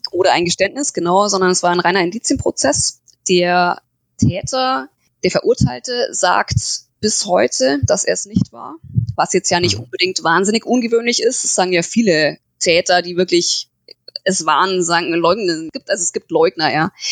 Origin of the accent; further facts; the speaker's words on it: Türkenfeld, Bavaria, Germany; also born or lived in near Munich; Ich bin groß geworden in Türkenfeld. Das ist so ein kleines Dorf in der Nähe vom Ammersee in Oberbayern